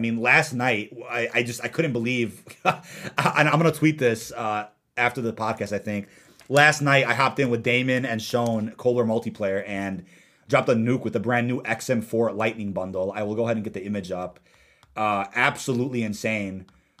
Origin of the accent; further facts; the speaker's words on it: London, United Kingdom; Park messes with my head for English accent is better than mine, and I'm from London.